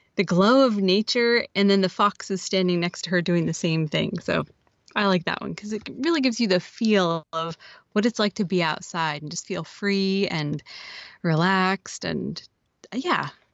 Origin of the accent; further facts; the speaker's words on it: Oregon, United States; I'm from Oregon.